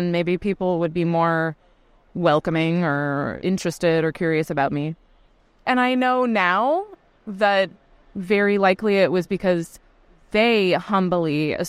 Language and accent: English; Colorado, United States; born there; also born or lived in Louisiana / Alabama / Wisconsin; now in New York City, United States; I was born in Colorado, and I moved around quite a bit. I lived in Louisiana and Alabama, and then I went to college in Wisconsin.